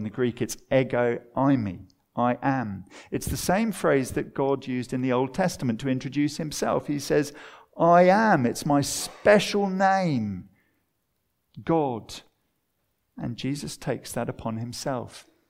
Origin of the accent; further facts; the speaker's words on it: Watford, East of England, United Kingdom; For me, I remember growing up in Watford.